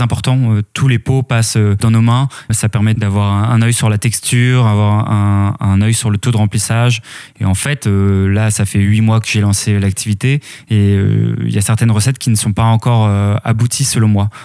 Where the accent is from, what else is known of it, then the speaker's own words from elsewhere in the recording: Eu, Normandy, France; also born or lived in Lille / Paris; j'ai grandi euh, à la ville d'Eux en, Normandie